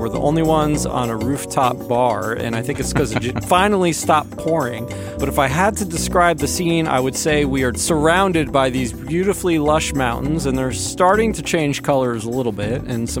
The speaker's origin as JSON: {"language": "English", "region": "New Jersey", "country": "United States", "also_born_or_lived": "North Carolina", "moved": "yes", "said": "New Jersey."}